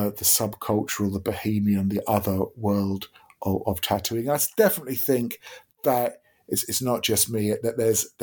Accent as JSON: {"language": "English", "town": "Deal", "region": "South East England", "country": "United Kingdom", "tie": "born or raised there", "said": "growing up in Deal in Kent"}